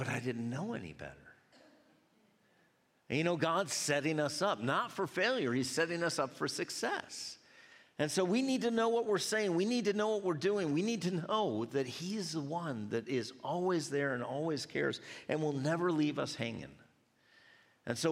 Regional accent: United States; I was from America.

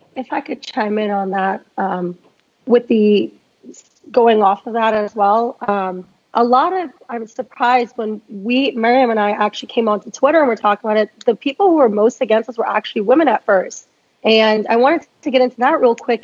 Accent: Northern Virginia, United States; now in Dallas, United States; I'm from Northern Virginia

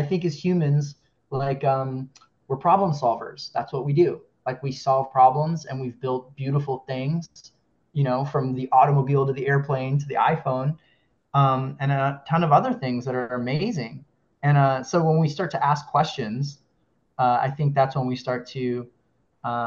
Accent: Kona, Hawaii, United States; also born or lived in Southern California; now in Los Angeles, United States; I'm from Hawaii. I'm from Kona, where the film takes place. And I currently live in California, in Southern California, near Los Angeles

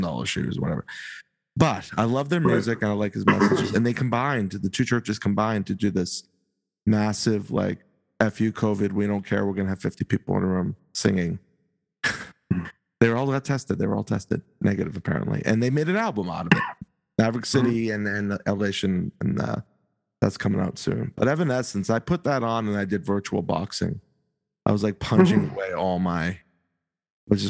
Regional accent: the North, United States; We're from the North.

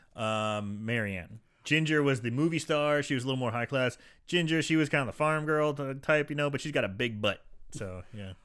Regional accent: St. Louis, Missouri, United States; Saint Louis, my hometown

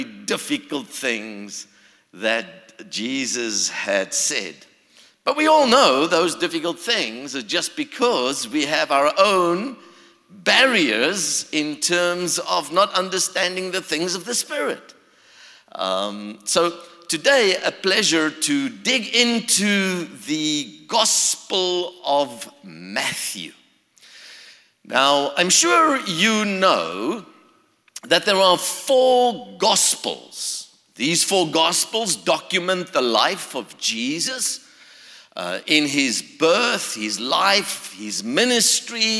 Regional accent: South Africa; also born or lived in Florida, United States; now in Charlotte, United States; originally, I come from South Africa. So you can hear the accent.

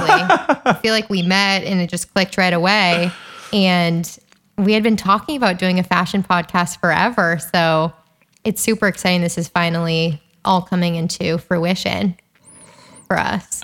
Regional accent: Calabasas, California, United States; I grew up in Calabasas

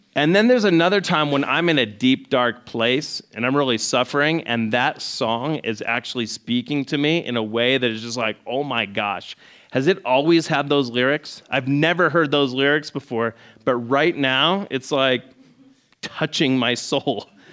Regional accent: Scottsdale, Arizona, United States; I grew up in Scottsdale. I was like, uh, in the old part of Scottsdale

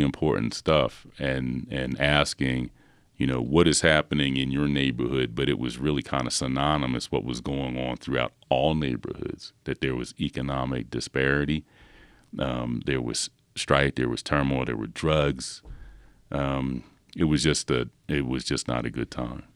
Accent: Philadelphia, Pennsylvania, United States; growing up in Philadelphia

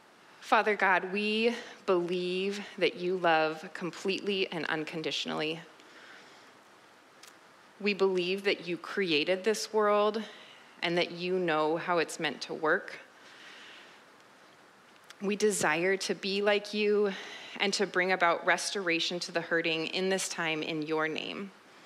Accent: Vancouver, British Columbia, Canada; I'm from Vancouver, born and raised, and then I left for college and early adulthood and ended up back here.

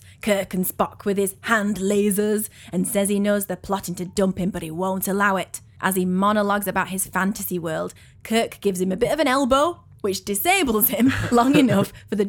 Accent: England, United Kingdom; And oh, I'm English.

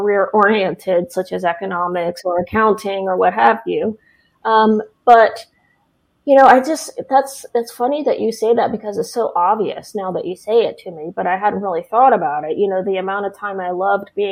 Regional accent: Oklahoma, United States; moved away as an adult; also born or lived in San Diego, California; now in Tennessee, United States; I grew up in Oklahoma, born and raised in Oklahoma.

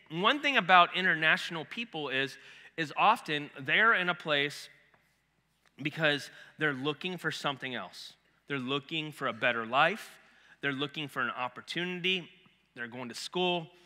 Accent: Ohio, United States; moved away; I'm from Ohio

